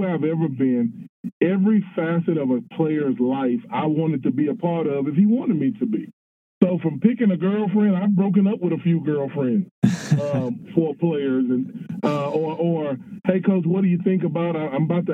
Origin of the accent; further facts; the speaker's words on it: Texas, United States; moved away; I'm at the University of Sioux Falls, and I'm from Texas.